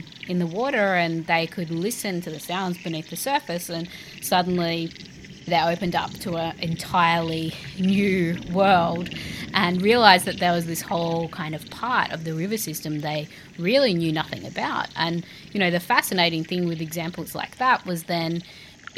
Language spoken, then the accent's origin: English; Australia; I'm an Australian artist, curator and composer